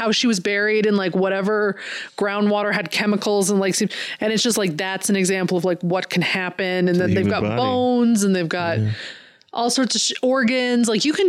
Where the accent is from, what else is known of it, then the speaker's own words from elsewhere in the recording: Indiana, Pennsylvania, United States; I was born in Pennsylvania, but not near Philly.